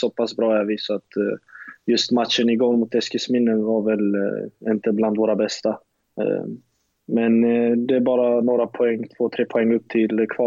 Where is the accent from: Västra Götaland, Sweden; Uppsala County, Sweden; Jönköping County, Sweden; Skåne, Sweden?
Skåne, Sweden; Lund; jag är från Lund, han är från Lund, så vi har ju vetat vilka vi är liksom.